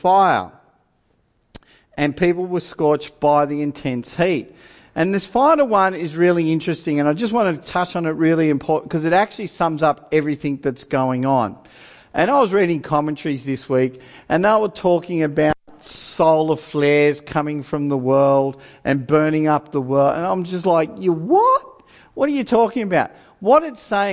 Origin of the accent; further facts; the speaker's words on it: Australia; I'm an Australian